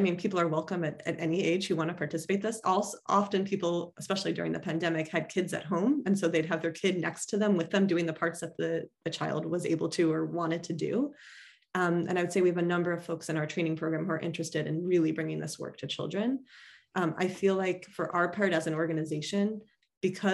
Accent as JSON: {"language": "English", "area": "Chicago suburb", "region": "Illinois", "country": "United States", "tie": "born or raised there", "moved": "yes", "said": "the synagogue I grew up at in the Chicago suburb"}